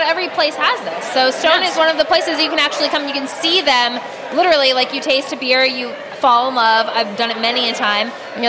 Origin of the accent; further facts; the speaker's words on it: Texas, United States; I'm from Texas, and like I grew up on beer can chicken.